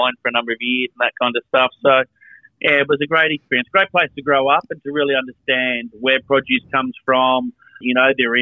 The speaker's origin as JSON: {"language": "English", "town": "Kangarilla", "region": "South Australia", "country": "Australia", "tie": "born or raised there", "also_born_or_lived": "Melbourne, Victoria / Adelaide"}